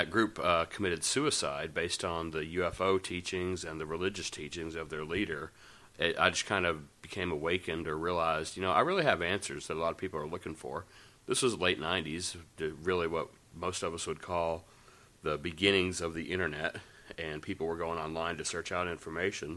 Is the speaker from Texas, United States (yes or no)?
no; Nashville, Tennessee, United States; I grew up in Nashville